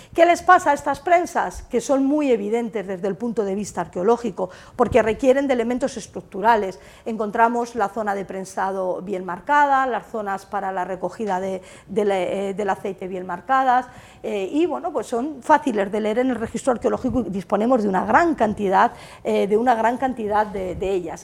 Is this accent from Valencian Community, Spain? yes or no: no; Castilla-La Mancha, Spain; moved away; Yo soy manchega